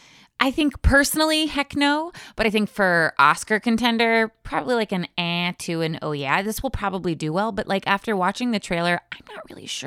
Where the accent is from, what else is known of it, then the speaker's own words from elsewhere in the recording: Virginia, United States; I grew up in Virginia